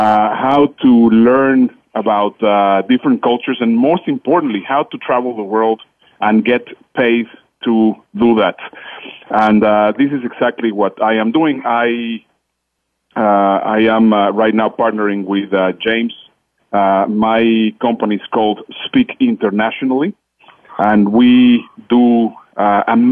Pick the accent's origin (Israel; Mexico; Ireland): Mexico; English is a second language; moved away; also born or lived in Netherlands; you will hear in my accent, English is not my first language. I was born in Mexico. I am a Dutch citizen